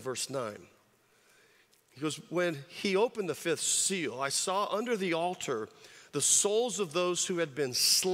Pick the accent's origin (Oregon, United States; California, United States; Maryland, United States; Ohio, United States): California, United States; moved away; I grew up in California